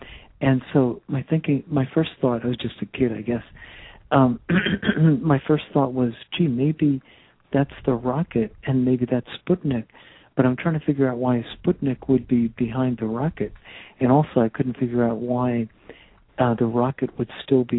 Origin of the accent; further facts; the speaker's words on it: Teaneck, New Jersey, United States; I come from New Jersey, northern New Jersey, a little town called Teaneck